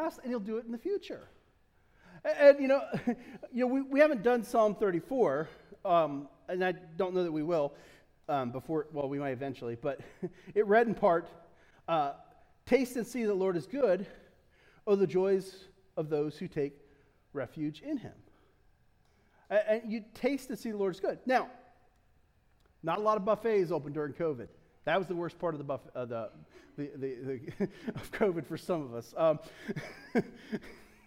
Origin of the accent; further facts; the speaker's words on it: Delaware, United States; I love Delaware. I'm from Delaware. I'm as Delaware as they get. I mean, we can track it back generations.